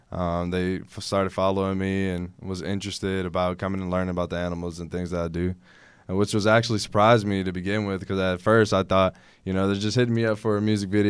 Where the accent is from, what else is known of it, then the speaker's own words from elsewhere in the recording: Houston, Texas, United States; Houston, born and raised.